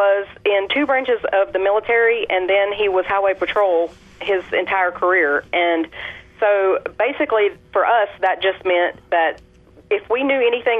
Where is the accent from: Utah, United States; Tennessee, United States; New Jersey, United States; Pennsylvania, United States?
Tennessee, United States; Well, I did grow up as a Southern Baptist down here in the South. If you couldn't already tell, I'm from Tennessee.